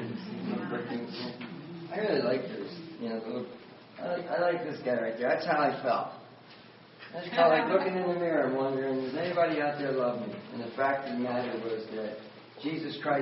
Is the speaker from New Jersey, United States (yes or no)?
yes; Wildwood, New Jersey, United States; also born or lived in Philadelphia, Pennsylvania; I ended up in a one-room crack house in Wildwood, New Jersey, all the way back to where I had grown up when we moved from Philadelphia down to the Jersey Shore